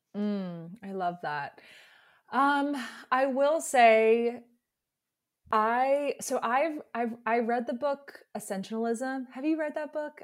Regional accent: Alabama, United States; moved away; I grew up in the South, so I'm from Alabama originally

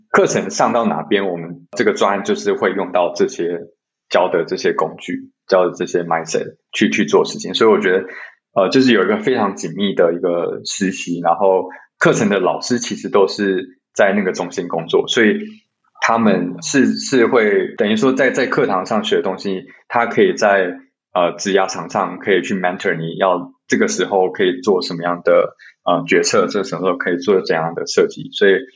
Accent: Taiwan; also born or lived in Michigan, United States; 身为台湾人

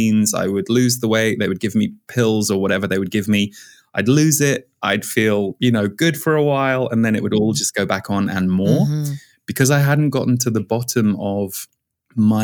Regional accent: Windsor, South East England, United Kingdom; moved away as an adult; also born or lived in Birmingham, United Kingdom / Boulder, Colorado; now in California, United States; we moved from where I was born in Birmingham in the UK to when I was 6 years old, we moved just outside Windsor.

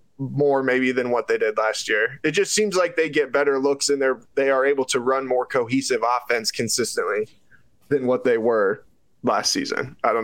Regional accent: Nebraska, United States; As someone who has, like, I grew up a Nebraska fan growing up around Nebraska football

